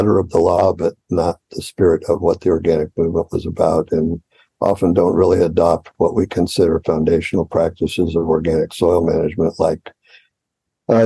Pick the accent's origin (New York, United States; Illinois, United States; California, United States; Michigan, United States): California, United States; Los Angeles; moved away as an adult; now in Fresno, United States; I grew up in Los Angeles, and my family lived in Los Angeles